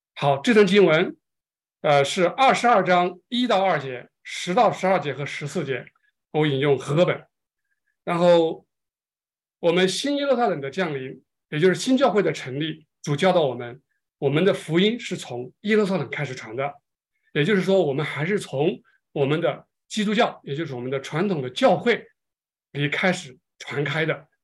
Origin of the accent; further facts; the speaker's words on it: China; 我们中国人是最有感情的